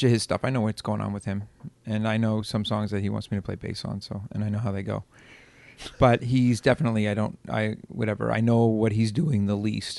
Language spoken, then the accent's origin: English; the Maritimes, Canada; We're from the Maritimes. We're self-deprecating by nature.